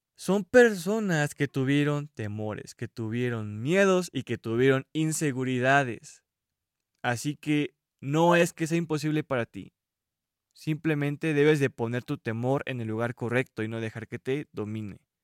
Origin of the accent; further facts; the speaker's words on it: Mexico; yo soy mexicano